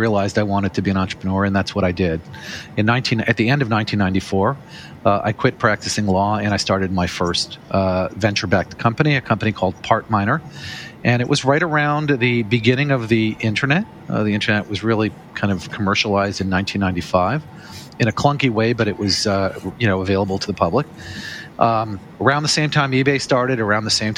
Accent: Los Angeles, California, United States; moved away as an adult; also born or lived in New York City; I'm originally from Los Angeles. I moved to New York City when I was 23 years old to go to law school

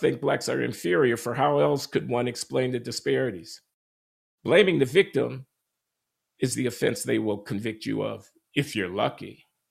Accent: Chicago, Illinois, United States; moved away; my hometown newspaper, the Chicago Tribune

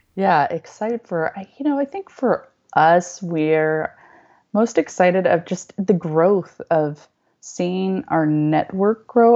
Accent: Northern California, United States; moved away as an adult; also born or lived in Los Angeles / Japan; I'm from Northern California

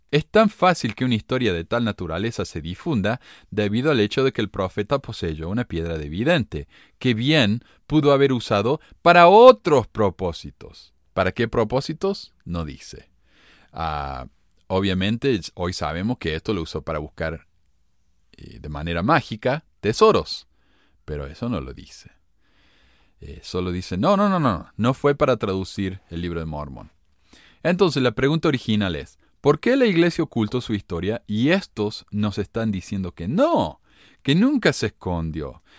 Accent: Córdoba, Argentina; now in Ogden, United States; soy cordobés

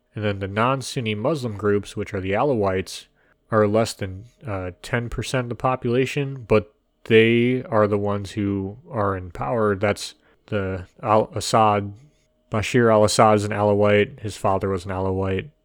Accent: United States; we are American

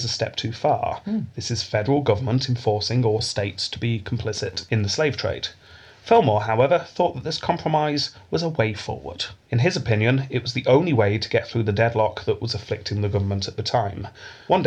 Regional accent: United Kingdom; We're British

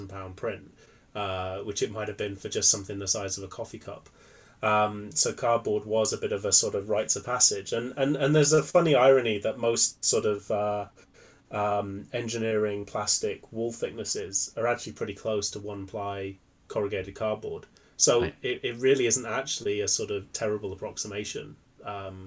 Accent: Cumbria, North West England, United Kingdom; I grew up in Cumbria, which for anyone who isn't familiar with that, that's also known as the Lake District in the north of England.

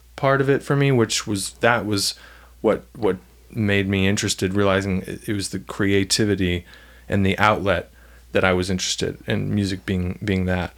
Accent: Franklin, Tennessee, United States; also born or lived in Ocean City, New Jersey; I really grew up in Franklin

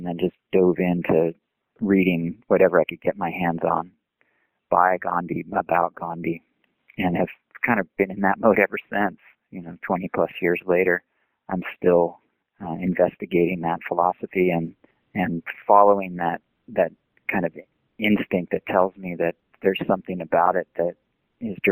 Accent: San Diego, California, United States; now in Chico, United States; I grew up in San Diego

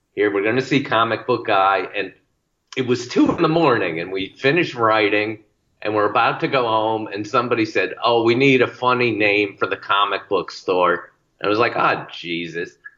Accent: Bristol, Connecticut, United States; the same tiny town I grew up in in Bristol, Connecticut

